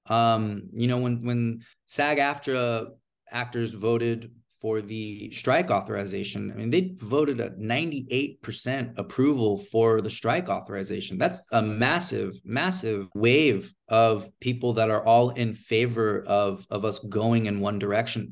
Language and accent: English; Bay Area, Silicon Valley, California, United States; also born or lived in Los Angeles, United States; I'm originally from, from, uh, from the Bay Area here in California, uh, Silicon Valley specifically, but I am living and working in Hollywood right now.